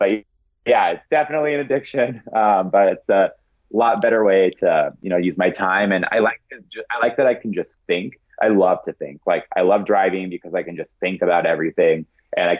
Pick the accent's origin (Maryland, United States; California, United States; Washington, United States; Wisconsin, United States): Washington, United States; Eastern; now in Seattle, United States; I grew up in Eastern Washington